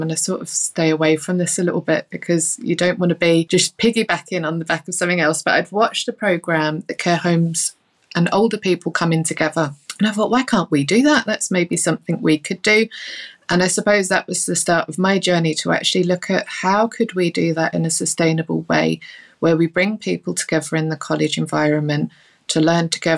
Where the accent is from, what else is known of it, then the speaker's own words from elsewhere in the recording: London, United Kingdom; now in Northern Ireland, United Kingdom; I'm based in Northern Ireland. You can probably tell from my accent, I'm not originally from Northern Ireland. I grew up in London and moved here with the family